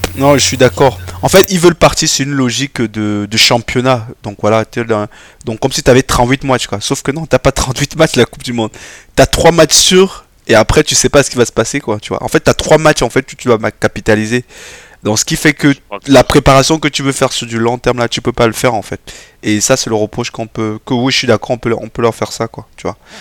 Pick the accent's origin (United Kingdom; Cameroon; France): Cameroon; en tant que Camerounais